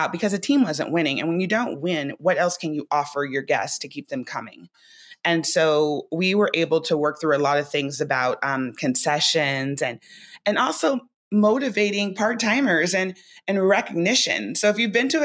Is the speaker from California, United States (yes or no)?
yes; Orange County, California, United States; moved away; We're both from Orange County. And I used to work for his dad at this thing called the Sawdust Festival when I was probably like 18